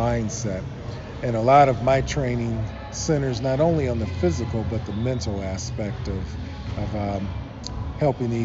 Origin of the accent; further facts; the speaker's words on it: Akron, Ohio, United States; I grew up in Akron, Ohio